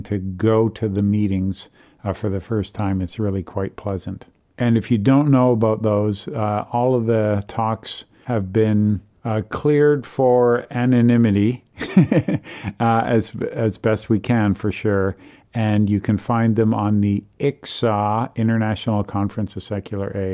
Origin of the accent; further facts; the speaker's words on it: Toronto, Ontario, Canada; in my hometown, Toronto, Canada.